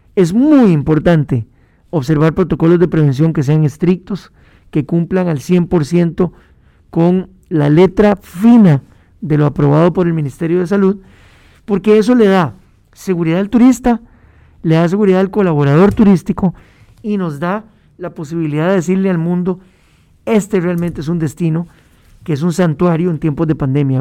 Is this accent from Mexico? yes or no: no; Costa Rica; como costarricenses